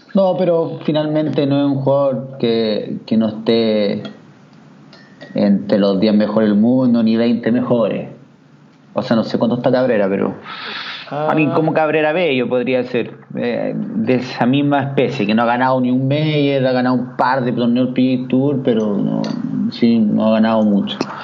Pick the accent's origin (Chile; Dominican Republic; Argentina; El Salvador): Chile; soy chileno